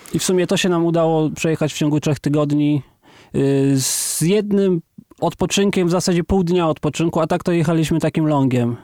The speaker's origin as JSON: {"language": "Polish", "town": "Kraków", "region": "Lesser Poland", "country": "Poland", "said": "ja jestem Polakiem z Krakowa"}